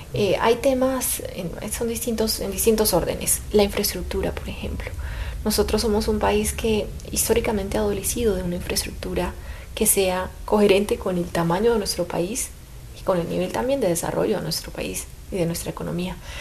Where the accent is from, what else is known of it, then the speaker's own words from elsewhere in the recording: Colombia; lo digo como colombiana